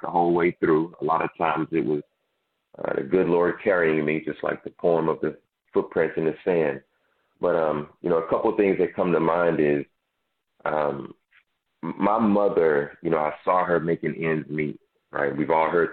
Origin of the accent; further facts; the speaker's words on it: Dallas, Texas, United States; I grew up in South Dallas